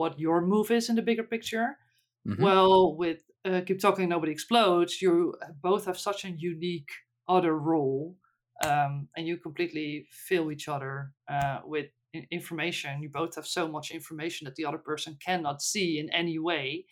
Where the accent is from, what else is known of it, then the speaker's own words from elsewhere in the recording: Netherlands; first language Dutch; English is a second language; Dutch, English is not my native language